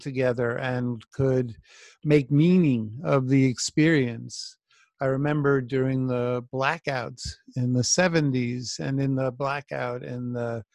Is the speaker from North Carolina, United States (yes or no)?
no; New York City, New York, United States; I grew up in New York as a child into my teen years in the 70s.